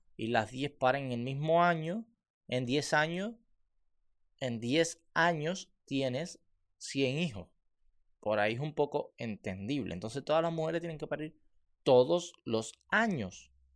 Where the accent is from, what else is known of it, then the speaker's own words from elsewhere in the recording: Cuba; moved away; los barrios, como en el que yo, yo, yo, vivía